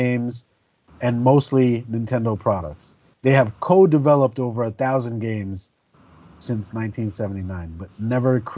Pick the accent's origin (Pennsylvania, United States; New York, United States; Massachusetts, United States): New York, United States; New York City; I was like 19 years old, growing up in New York City, in Brooklyn